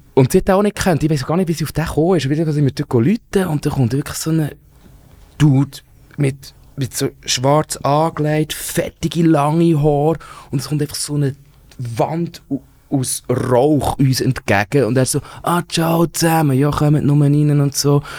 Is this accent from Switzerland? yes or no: yes; Wangen bei Olten, Solothurn, Switzerland; ich bin ja in Wangen bei Alten aufgewachsen